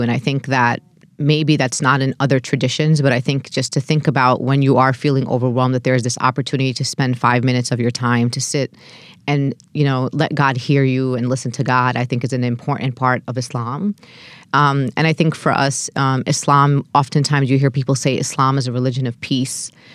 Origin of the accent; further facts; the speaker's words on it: New York City, New York, United States; As an American born and raised in Brooklyn